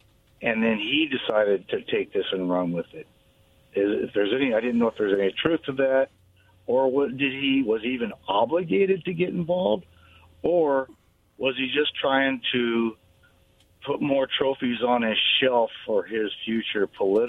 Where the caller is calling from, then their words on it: Kennewick, Washington, United States; from Kenwick.